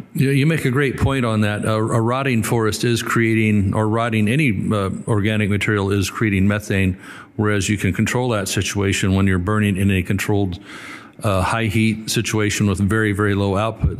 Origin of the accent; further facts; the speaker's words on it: Northern California, United States; I come from Northern California